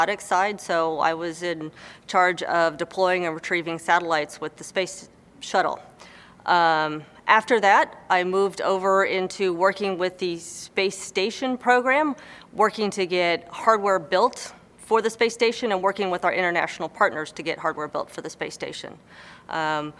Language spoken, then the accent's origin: English; Houston, Texas, United States; growing up in Houston